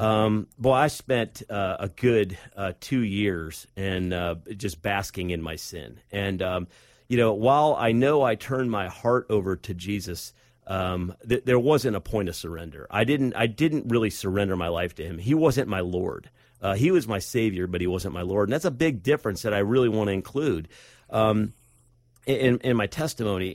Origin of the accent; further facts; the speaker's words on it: Akron, Cleveland area, Northeast Ohio, United States; I grew up in Northeast Ohio, up in the, uh, Akron, Cleveland area